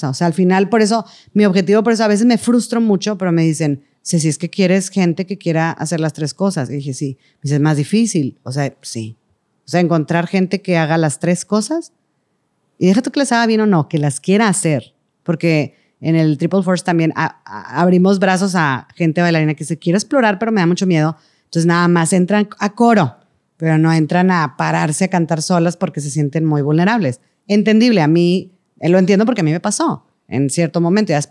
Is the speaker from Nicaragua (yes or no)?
no; Venezuela; porque yo nunca puedo ir porque soy de Venezuela y me cuesta el boleto